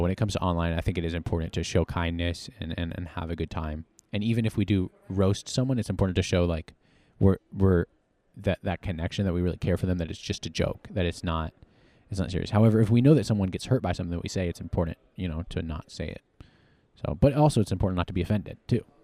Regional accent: Harrisonburg, Virginia, United States; moved away as an adult; now in Texas, United States; Harrisonburg, Virginia

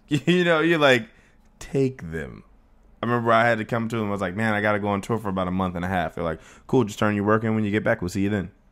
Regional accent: Plantation, Florida, United States; I was born in Plantation, Florida, which is a little town in, uh, outside of Fort Lauderdale

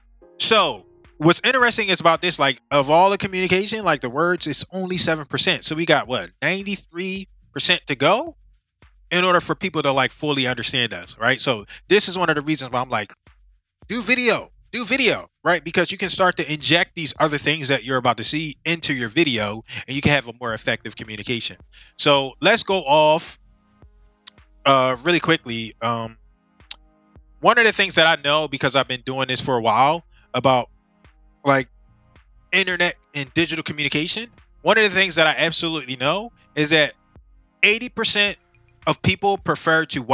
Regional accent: United States; I'm Black American, or I'm from America

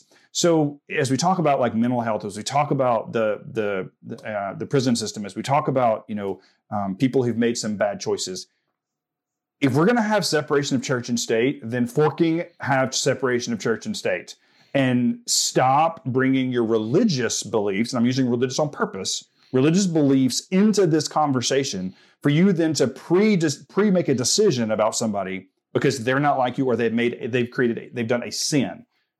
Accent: Southern United States, United States; I'm like, I'm from the South. I know what that means.

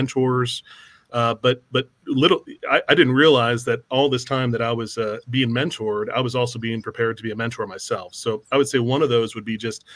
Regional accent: San Antonio, Texas, United States; I grew up in San Antonio

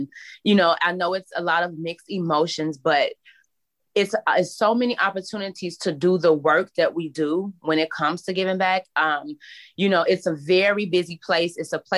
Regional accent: Chicago, Illinois, United States; I come from Chicago where I live in a community where poverty is really huge.

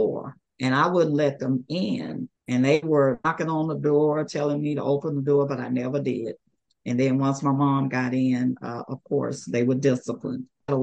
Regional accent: Prairie View, Texas, United States; also born or lived in Columbus, Texas; We were raised here in Prairie View. I was born in Columbus, Texas

